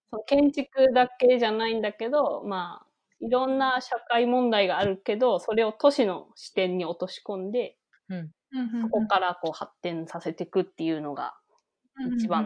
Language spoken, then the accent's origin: Japanese; Japan; moved away as an adult; now in Brussels, Belgium; 私、日本人一人だし